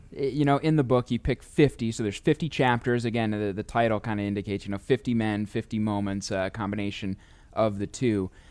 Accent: St. Louis, Missouri, United States; as kids growing up in Saint Louis

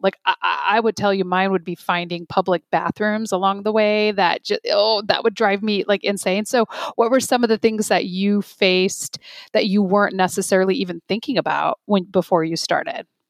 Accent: Chicago, Illinois, United States; I'm from Chicago, so like the Midwest

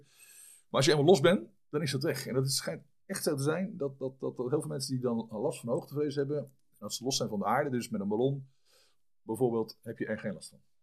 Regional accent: Vlaardingen, South Holland, Netherlands; also born or lived in Schiedam / French Alps; geboren in Schiedam in 1965. Ehm, opgegroeid in Vlaardingen, ambacht.

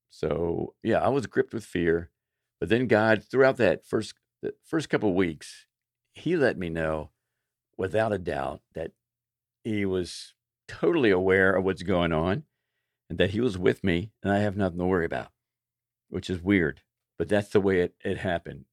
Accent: Baltimore, Maryland, United States; moved away as an adult; also born or lived in Florida; I moved from Baltimore, grew up in Baltimore, moved to Florida

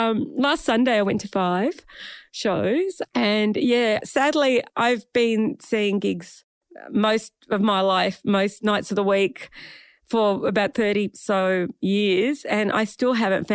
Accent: Melbourne, Victoria, Australia; I've got a Greek background. I was born in Melbourne, but my mum and dad came to Melbourne. Dad came here in 55 and mum came here in 58.

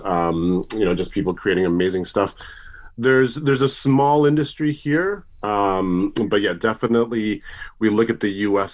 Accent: Tokyo, Japan; also born or lived in United States; now in New Zealand; I'm originally from Tokyo

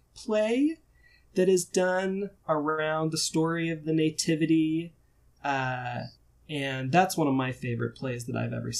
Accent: Salt Lake City, Utah, United States; now in Birmingham, United States; I'm originally from Salt Lake City

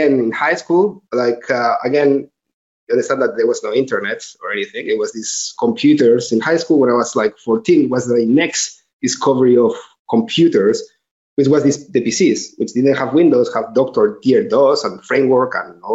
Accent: Tarragona, Catalonia, Spain; English is a second language; moved away as an adult; also born or lived in Ciudad Real, Spain / College Park, Maryland, United States / San Francisco, United States; now in Barcelona, Spain; Then I moved to Tarragona, which is in Catalonia. That's where I did my high school

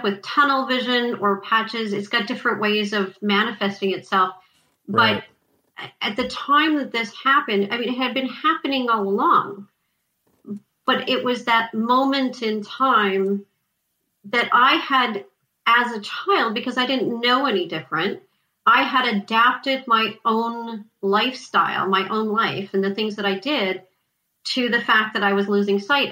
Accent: Montreal, Quebec, Canada; I lived in Montreal. I lived in LaSalle. We moved from LaSalle to Pancor, and I started a new school

